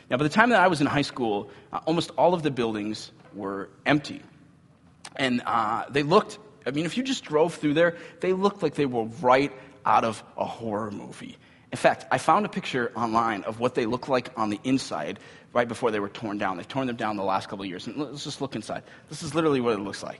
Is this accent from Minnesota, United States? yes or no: yes; Cambridge, Minnesota, United States; I grew up in Cambridge, Minnesota